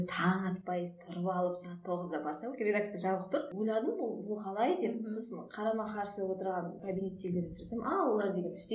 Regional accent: Kazakhstan; қарға тамырлы қазақпыз

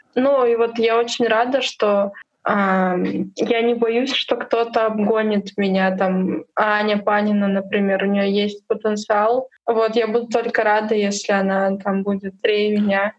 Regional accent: Urals, Russia; now in Moscow, Russia; я с Урала

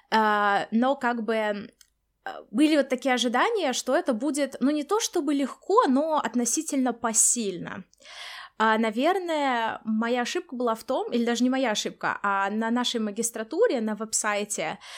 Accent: Samara, Samara Oblast, Russia; moved away; Начнем мы с того, как мы переезжали из России, Даша из Москвы, я из Самары, какие у нас были ожидания

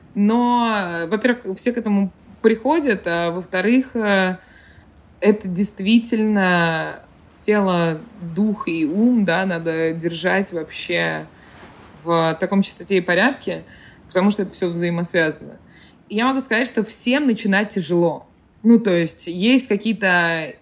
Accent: Saint Petersburg, Russia; moved away as an adult; now in United States; Я родилась в Петербурге и выросла в Петербурге.

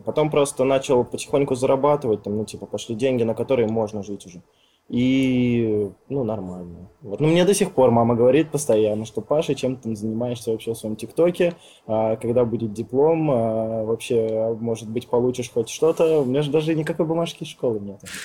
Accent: Siberia, Russia; moved away as an adult; now in Moscow, Russia; Я из Сибири, я только два месяца в Москве.

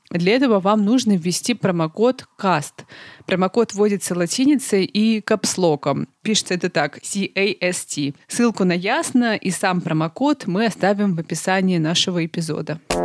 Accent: Russia; now in Germany; я из России

